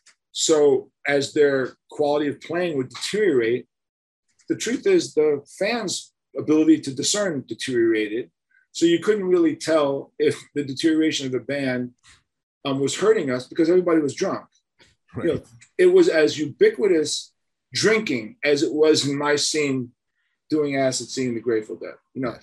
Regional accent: Newark, New Jersey, United States; And after a while, you know, they found out I was from Newark, New Jersey.

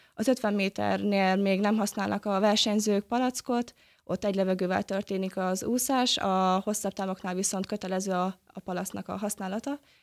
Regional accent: Gyöngyös, Heves, Hungary; moved away as an adult; now in Debrecen, Hungary; a Debreceni Buvárklub versenyzővel egyaránt nőttem fel, mint otthon a gyöngyösiekkel

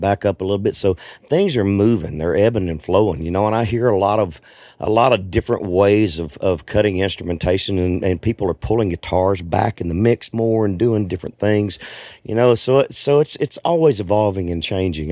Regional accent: Arkansas, United States; I grew up in Arkansas, so I'm a Razorback fan

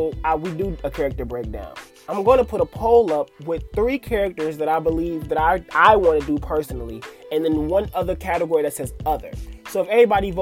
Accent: Atlanta, Georgia, United States; moved away as an adult; now in Detroit, United States; I'm originally from Atlanta, Georgia

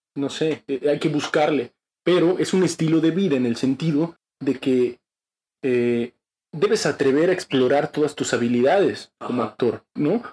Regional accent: Tuxtla Gutiérrez, Chiapas, Mexico; soy de Tuxtla Gutiérrez, Chiapas

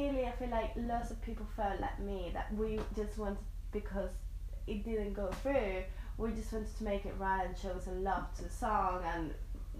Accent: Seville, Andalusia, Spain; moved away; I'm from Southern Spain

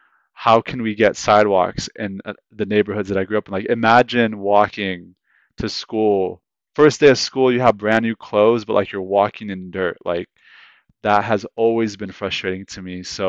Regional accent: Modesto, California, United States; I'm 30 years old now. I moved to Modesto when I was 12 years old.

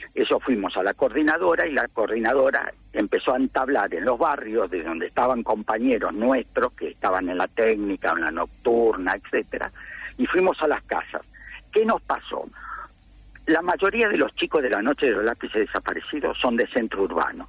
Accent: La Plata, Buenos Aires Province, Argentina; En el barrio, en el barrio donde yo vivía, centro urbano 1040 y 41, en el barrio urbano

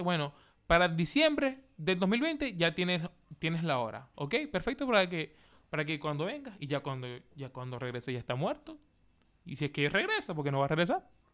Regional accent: Maracaibo, Zulia, Venezuela; now in Chile; yo, que soy de Venezuela, Maracaibo

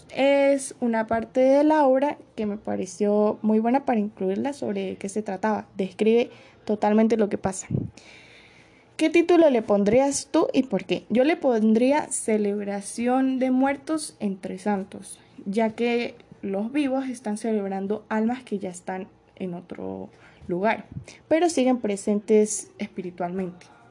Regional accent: Venezuela; mi país de origen, tal como lo es Venezuela

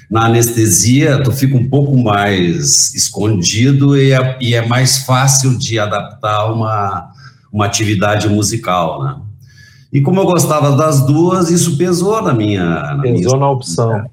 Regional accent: Rio Grande, Rio Grande do Sul, Brazil; born there; Eu nasci em Rio Grande e o meu pai, na época, tinha sido afastado do exército

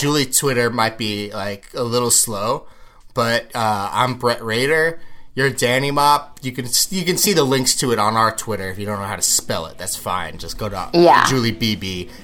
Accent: New York, United States; as a New Yorker.

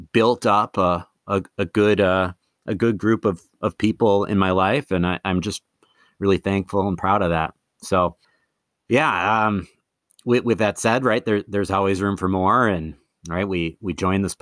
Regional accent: Madison, Wisconsin, United States; moved away as an adult; also born or lived in Eau Claire, Wisconsin; now in Twin Cities, United States; I'm from Madison. Kind of thought I would have been in Madison forever, but in 2011 moved to Minnesota

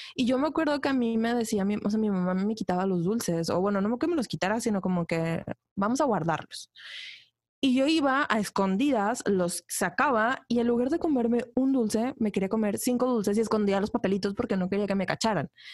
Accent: Ciudad Victoria, Tamaulipas, Mexico; moved away as an adult; soy de Ciudad Victoria

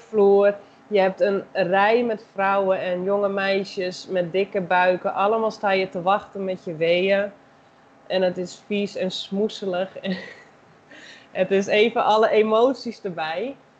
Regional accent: Netherlands; moved away as an adult; now in Brazil; zelf ben ik Nederlander

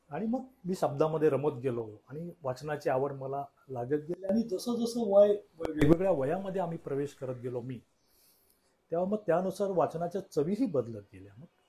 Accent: Mumbai, Maharashtra, India; माझं लहानपण जन्म लहानपण आणि तरुणपण आणि आत्ताचं प्रौढपण हे सगळं मुंबईतच गेलेलं आहे

